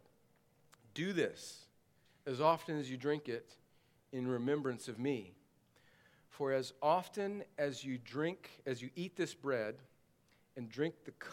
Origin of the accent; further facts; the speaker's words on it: Southern California, United States; moved away; I grew up in Southern California